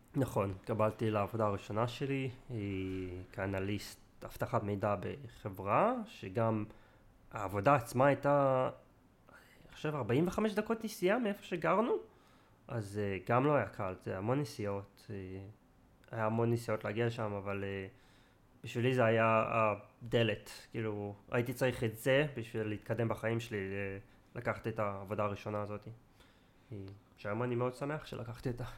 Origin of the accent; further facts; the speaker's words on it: Israel; moved away as an adult; also born or lived in England; now in near London, United Kingdom; נולדתי בארץ, חייתי רוב החיים שלי בארץ